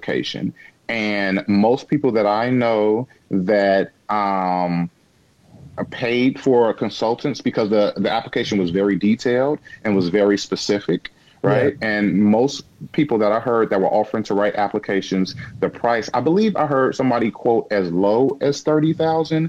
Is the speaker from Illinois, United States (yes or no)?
yes; Illinois, United States; I've only lived in Illinois my entire life